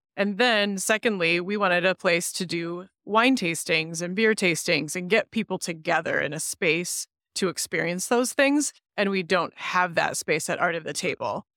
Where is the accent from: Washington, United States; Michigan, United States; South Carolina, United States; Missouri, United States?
Michigan, United States; Grand Rapids; I was born elsewhere, but I c, consider myself a Grand Rapidian. I grew up right here